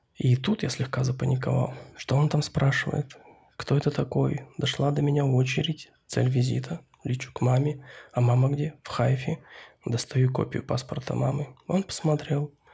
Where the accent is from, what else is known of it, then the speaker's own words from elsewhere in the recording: about 1000 km north of Irkutsk, remote taiga Siberia, Russia; я сам родом из самой что ни на есть глухой таежной Сибири. От Израиля до Иркутска 5000 километров, и потом еще от Иркутска еще 1000 километров на север